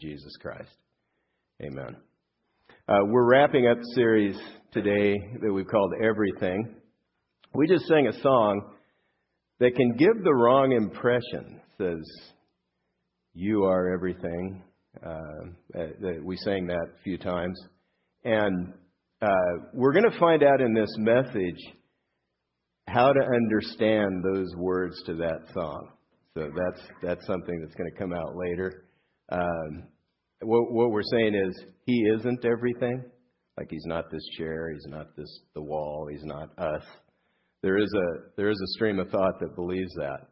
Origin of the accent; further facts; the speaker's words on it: Southern California, United States; I grew up here in Southern California